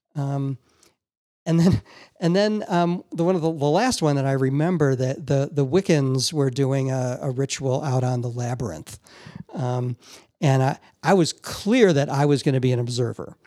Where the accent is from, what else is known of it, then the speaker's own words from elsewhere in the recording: Chicago, Illinois, United States; I'm from Chicago